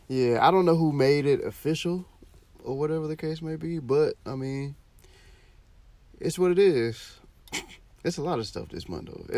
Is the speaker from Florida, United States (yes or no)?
yes; Florida, United States; I'm from Florida.